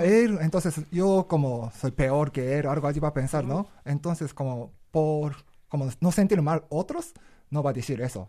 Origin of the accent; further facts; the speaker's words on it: Japan; Spanish is a second language; moved away as an adult; now in Mexico City, Mexico; yo viví en Japón por 22 años, cuando tenía 22 salí de Japón